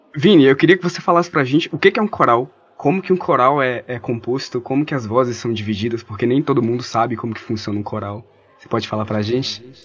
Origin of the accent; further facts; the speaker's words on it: São Francisco, Minas Gerais, Brazil; also born or lived in Montes Claros / Januária; now in Viçosa, Brazil; Eu sou Montes Clarense. minha família, eu cresci em São Francisco, que é a cidade da minha família